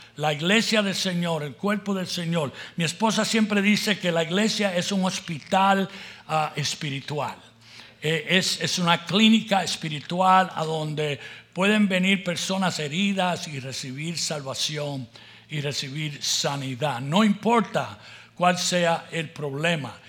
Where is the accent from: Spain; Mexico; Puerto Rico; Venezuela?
Puerto Rico; also born or lived in La Puente, California; now in United States; nací en Puerto Rico